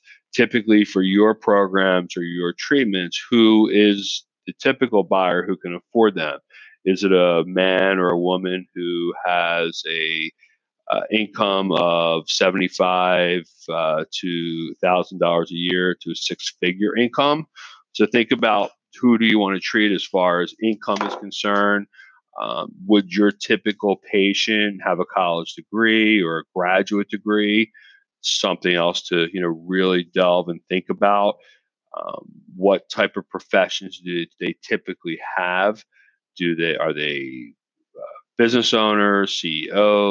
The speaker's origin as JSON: {"language": "English", "town": "Philadelphia", "region": "Pennsylvania", "country": "United States", "tie": "born or raised there", "said": "outside of Philadelphia, my hometown"}